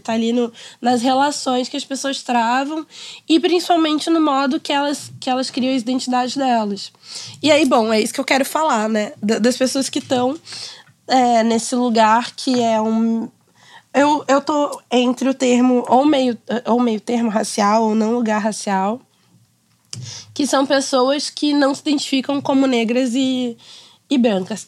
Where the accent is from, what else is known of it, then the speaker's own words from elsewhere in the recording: Rio de Janeiro, Brazil; Eu cresci em Ipanema e eu estudei a vida inteira, basicamente, não sei, uns, mais de dez anos no Notre Dame de Ipanema